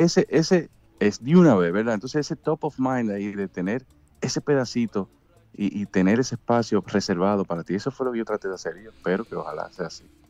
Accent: Dominican Republic; somos dominicanos

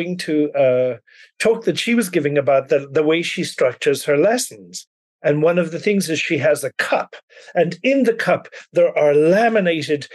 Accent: Ireland; moved away as an adult; now in United States; I grew up in Ireland, even though I've lived in the US since 1984.

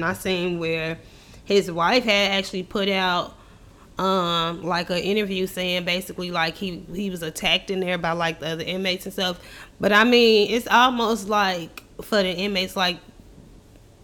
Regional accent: Chicago, Illinois, United States; moved away as an adult; now in Houston, United States; we come from Chicago

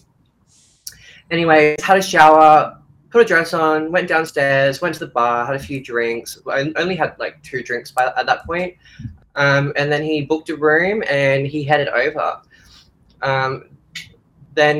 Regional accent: Australia; I'm Australian

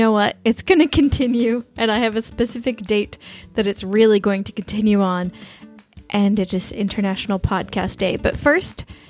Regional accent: New York, United States; now in China; I was born in New York

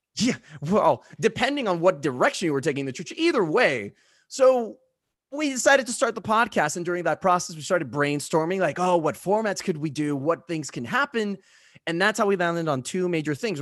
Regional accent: Puerto Rico; I grew up in Puerto Rico

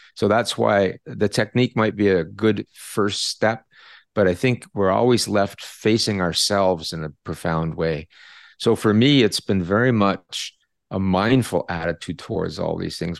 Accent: Canada; I'm a Canadian

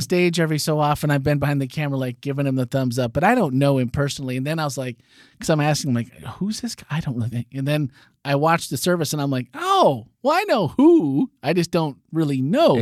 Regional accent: Green Bay, Wisconsin, United States; I was born and raised in Green Bay

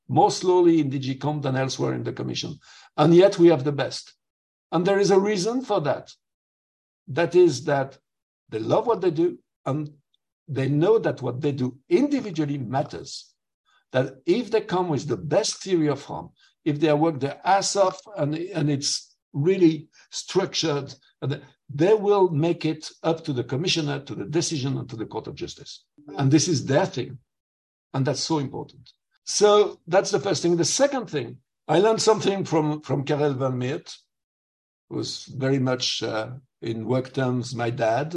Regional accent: southwest France, France; now in Brussels, Belgium; I'm a farmer from Southwest France

